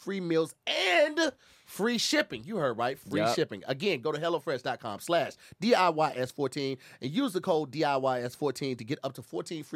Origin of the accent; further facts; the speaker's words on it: Midwest, United States; moved away; come from the Midwest